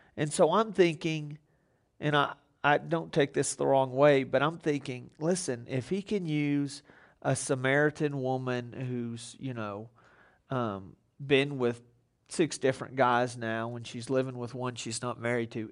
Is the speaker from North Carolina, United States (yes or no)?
no; Texas, United States; I grew up in Texas.